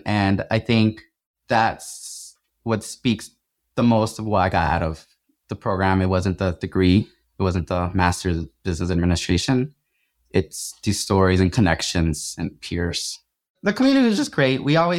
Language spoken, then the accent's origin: English; Atlanta, Georgia, United States; now in Arizona, United States; so I'm from Atlanta originally, and all my family is still in Georgia.